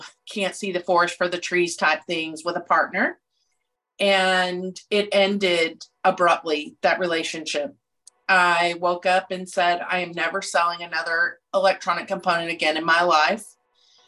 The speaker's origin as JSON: {"language": "English", "region": "Texas", "country": "United States", "also_born_or_lived": "Illinois", "moved": "as an adult", "said": "I'm from Texas. I live in Rockwall"}